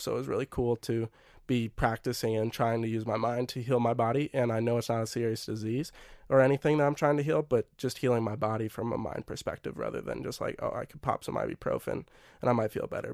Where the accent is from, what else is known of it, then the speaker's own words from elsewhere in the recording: Minnesota, United States; I'm Minnesotan and Norwegian